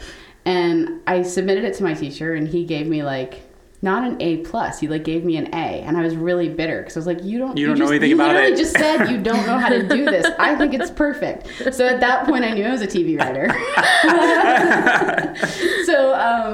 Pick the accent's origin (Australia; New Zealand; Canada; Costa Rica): Canada; moved away; I'm from Canada originally.